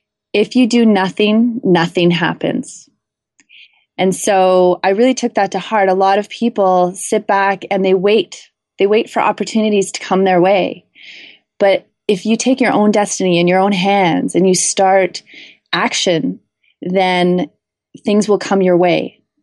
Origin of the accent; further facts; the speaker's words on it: Canada; So as a Canadian, getting a US book deal was a big deal.